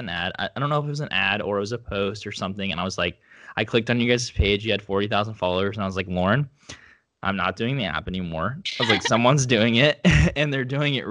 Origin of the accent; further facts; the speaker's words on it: Oklahoma, United States; I'm from Oklahoma